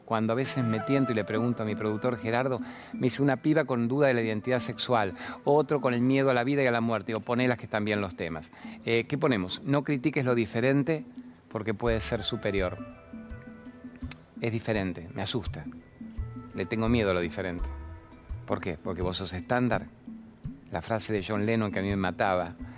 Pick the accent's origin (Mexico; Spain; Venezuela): Venezuela; now in Argentina; soy venezolana